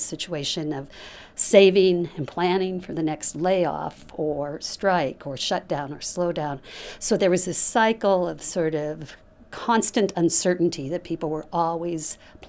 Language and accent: English; Butte, Montana, United States; also born or lived in Missoula, Montana; I'm a faculty member in the School of Social Work at the University of Montana, Missoula. I was born in Missoula and grew up in Butte.